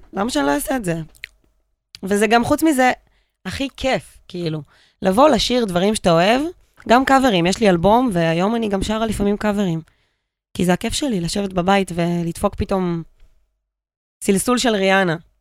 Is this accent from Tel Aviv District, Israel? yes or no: no; Pardes Hanna-Karkur, Haifa District, Israel; גדלתי בפרדס חנה